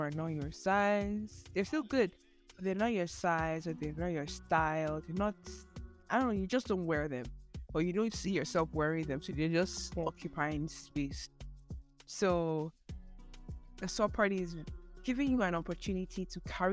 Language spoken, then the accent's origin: English; Nigeria; I'm Nigerian